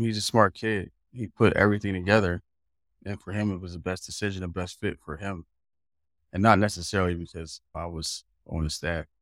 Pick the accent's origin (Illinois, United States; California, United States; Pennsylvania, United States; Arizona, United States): Pennsylvania, United States; Philadelphia; moved away as an adult; also born or lived in Lubbock, Texas / Germany; I grew up right there in West Philly.